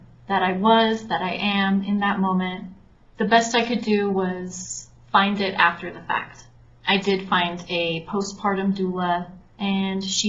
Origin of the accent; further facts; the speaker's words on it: California, United States; now in Mexico; I'm originally from California, but I was in Mexico. I live here.